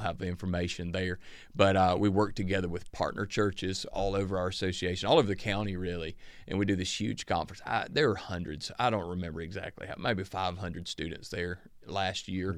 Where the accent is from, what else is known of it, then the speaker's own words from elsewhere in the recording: Northeast Georgia, United States; growing up in the Northeast Georgia town I grew up